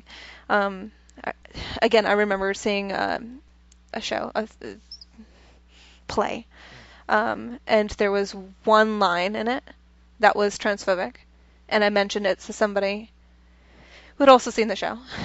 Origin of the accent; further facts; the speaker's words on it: Texas, United States; moved away; I'm from Texas